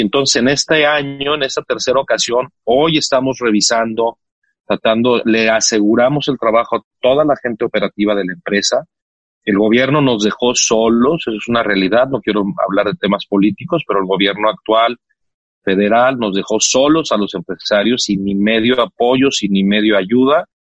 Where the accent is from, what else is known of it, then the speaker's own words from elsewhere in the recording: Mexico; Soy orgullosísimo mexicano